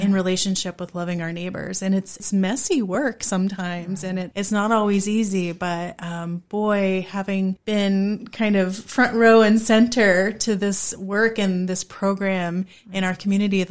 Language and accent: English; rural Pennsylvania, United States; now in Harrisonburg, United States; I grew up in rural Pennsylvania